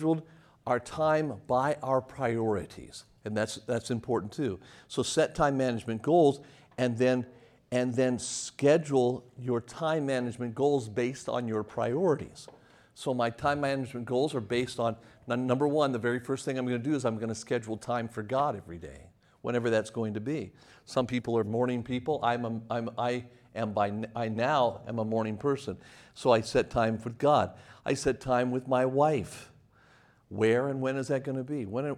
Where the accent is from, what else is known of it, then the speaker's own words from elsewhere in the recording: Las Vegas, Nevada, United States; moved away; also born or lived in Lynchburg, Virginia; I left Las Vegas, Nevada